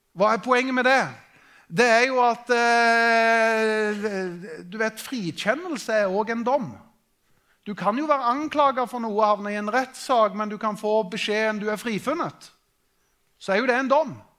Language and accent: Norwegian; Norway; vi er nordmenn